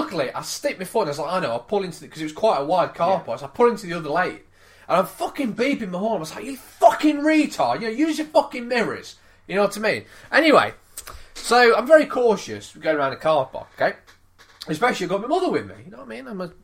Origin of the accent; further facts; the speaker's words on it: United Kingdom; Me being British